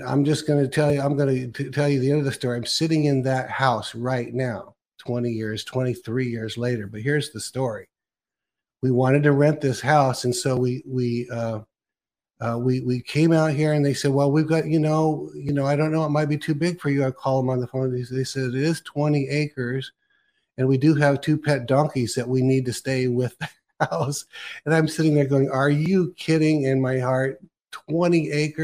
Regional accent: California, United States; now in Oregon, United States; I was actually born in Oregon, but then I was raised in California.

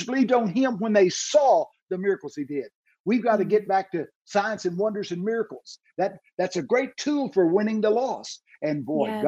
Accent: Texas, United States; I'm from Texas

